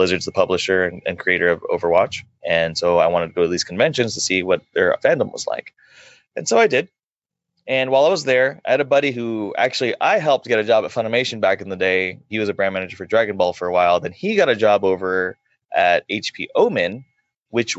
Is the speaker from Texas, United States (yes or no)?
yes; Dallas, Texas, United States; I'm born and raised in Dallas